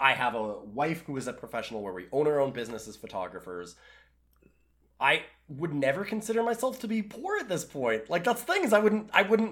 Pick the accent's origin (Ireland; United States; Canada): Canada; I'm Canadian, so I say toque